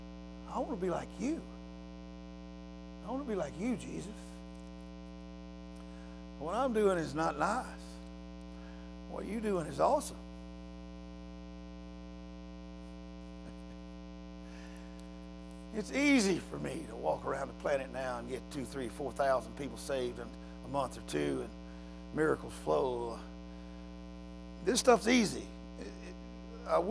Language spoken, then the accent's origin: English; United States; I'm American